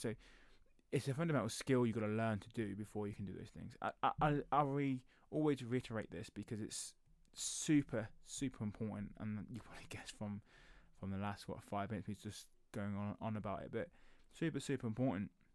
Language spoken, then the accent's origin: English; England, United Kingdom; I'm I'm British, so I live in England